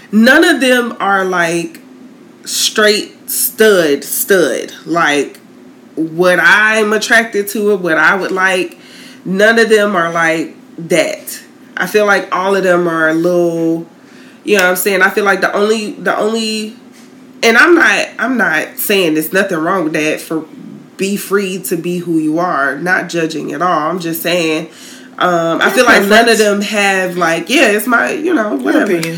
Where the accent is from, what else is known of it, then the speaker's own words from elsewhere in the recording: Tallahassee, Florida, United States; I grew up in Tallahassee.